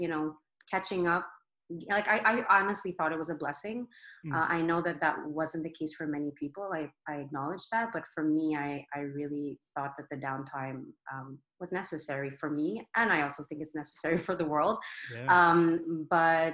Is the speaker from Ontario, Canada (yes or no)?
no; Brossard, Quebec, Canada; also born or lived in Côte d'Ivoire; born and raised in Brossard